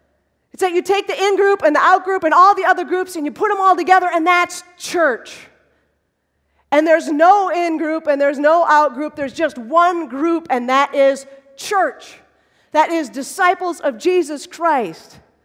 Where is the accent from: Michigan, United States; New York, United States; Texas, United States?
Michigan, United States; Holland; I grew up in Holland, Michigan.